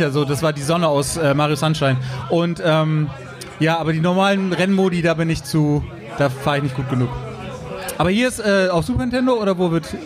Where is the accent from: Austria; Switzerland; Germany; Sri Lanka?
Germany; Bremen; Ja, ich komme ja hier aus dem Norden. Ich bin ja auch äh, Urbremer quasi.